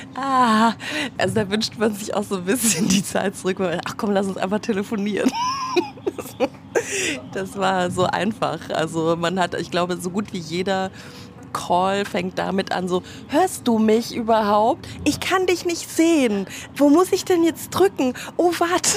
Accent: Munich, Bavaria, Germany; now in Berlin, Germany; Ich komme ja ursprünglich aus München

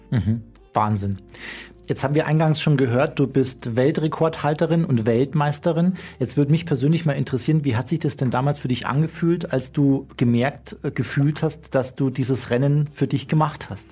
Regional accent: Bergen, Bavaria, Germany; ich komme aus dem Chiemgau

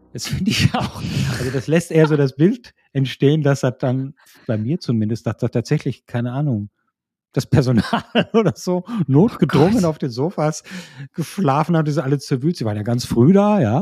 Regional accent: Hilden, North Rhine-Westphalia, Germany; in Hilden, meiner Geburtsstadt

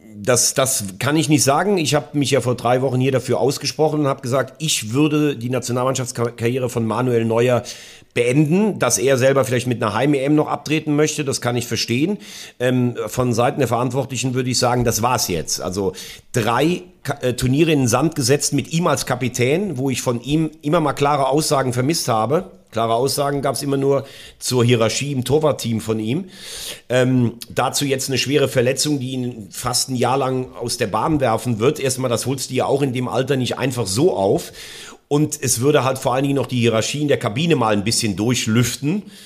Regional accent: Germany; bei uns in Deutschland

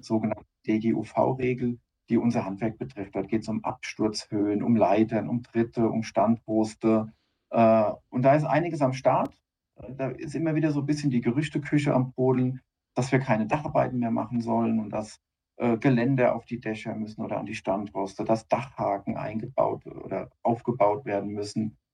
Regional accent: near Darmstadt, Hesse, Germany; also born or lived in Otzberg; ein hessischer Bub, ganz genau. und bin aus der Nähe ja, von Darmstadt

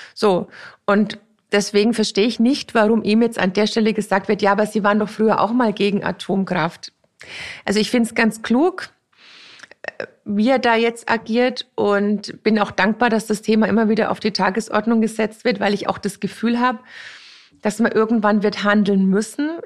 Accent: near Grafenrheinfeld, Bavaria, Germany; Grafenrheinfeld ist nicht weit und ich bin auch in der Nähe da aufgewachsen

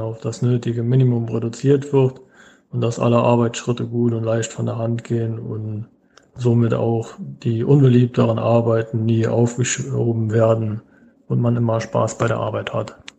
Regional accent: Franconia, Bavaria, Germany; ich komme aus Franken, es liegt in Bayern

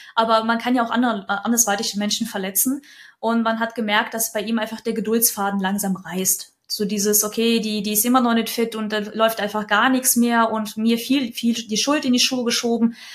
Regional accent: Kyiv, Ukraine; now in Lower Franconia, Germany; geboren bin ich gebürtig in Kiew ist aber schon sehr, sehr lang her und wohne auch schon unglaublich viele Jahre in Deutschland

